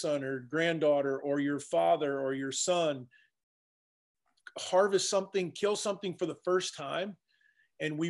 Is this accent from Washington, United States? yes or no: no; Virginia, United States; moved away as an adult; also born or lived in Arkansas / Montana; now in Iowa, United States; I grew up in Virginia, started my fire service career in Arkansas, moved from Arkansas to Montana, lived in Montana almost 20 years